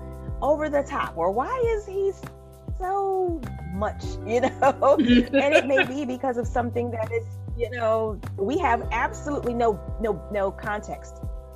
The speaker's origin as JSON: {"language": "English", "town": "Beaufort", "region": "South Carolina", "country": "United States", "tie": "born or raised there", "said": "You know, growing up in South Carolina, you're in Beaufort, especially, we had 3 military bases."}